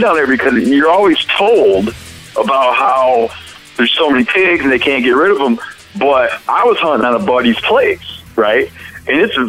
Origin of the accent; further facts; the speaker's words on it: Michigan, United States; when I was a kid, I grew up in Michigan